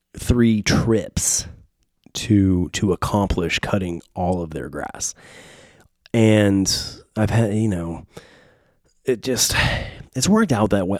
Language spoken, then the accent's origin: English; San Diego, California, United States; now in Nashville, United States; Growing up in San Diego, Point Loma, Ocean Beach